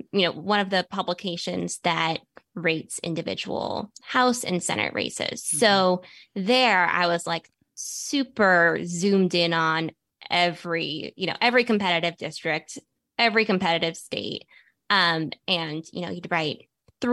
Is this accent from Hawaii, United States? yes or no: no; Bethesda, Maryland, United States; So I grew up right around here, in Bethesda.